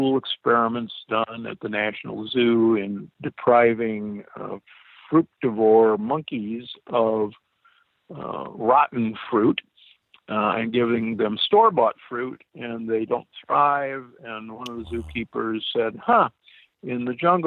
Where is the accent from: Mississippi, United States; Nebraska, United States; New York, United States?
Nebraska, United States; Omaha; I grew up in Omaha, Nebraska